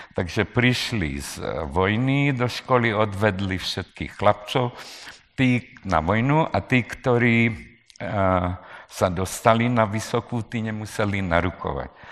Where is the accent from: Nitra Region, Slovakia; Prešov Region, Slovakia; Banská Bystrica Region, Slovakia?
Nitra Region, Slovakia; Nové Zámky; moved away as an adult; ja říkam nové zámky